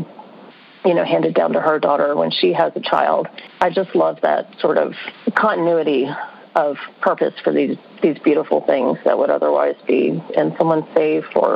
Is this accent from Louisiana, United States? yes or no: yes; New Orleans, Louisiana, United States; I grew up in New Orleans